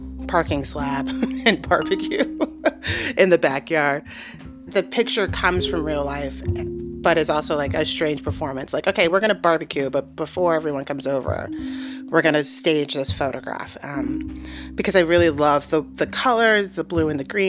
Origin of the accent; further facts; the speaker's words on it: New York City, New York, United States; also born or lived in St. Louis, Missouri / New Mexico; I grew up in Harlem, New York